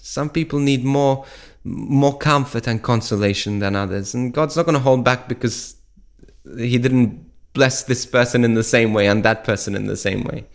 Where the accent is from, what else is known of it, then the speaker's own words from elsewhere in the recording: Malta; moved away as an adult; from where I was brought up in Malta. Now, when I was, um, I left Malta about fifteen years ago